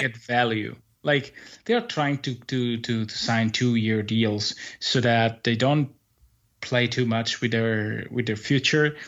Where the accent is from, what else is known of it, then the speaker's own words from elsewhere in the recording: Italy; in the second Italian league here, uh, in my hometown